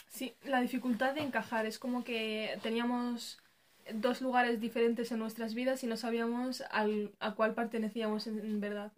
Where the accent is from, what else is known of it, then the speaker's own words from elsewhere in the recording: Spain; also born or lived in Morocco (parents' origin); España, nuestra, el país donde nos hemos criado